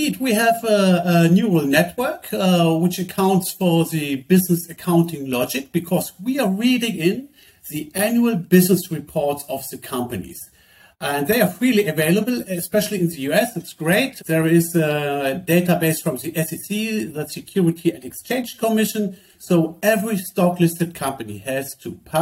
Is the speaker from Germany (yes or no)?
yes; Germany; we come from Germany